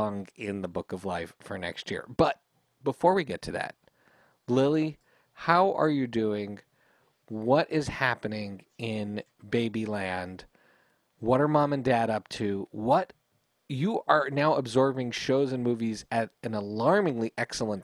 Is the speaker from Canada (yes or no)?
yes; Canada; We learned English in Canada, which means we spent half the time learning French